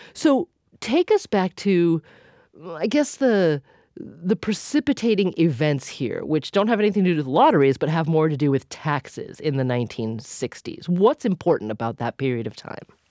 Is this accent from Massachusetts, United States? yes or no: yes; Massachusetts, United States; my home state of Massachusetts